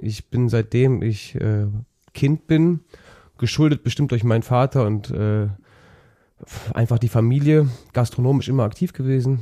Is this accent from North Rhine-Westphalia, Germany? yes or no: yes; Engelskirchen, North Rhine-Westphalia, Germany; das oberbergische Land in meiner Heimat ich komme aus Engelskirchen